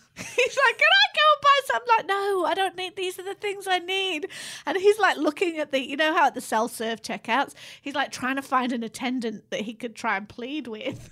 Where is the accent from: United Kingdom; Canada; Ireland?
United Kingdom; Manchester, North West England; moved away as an adult; also born or lived in London; I was moving from Manchester to go to uni in London.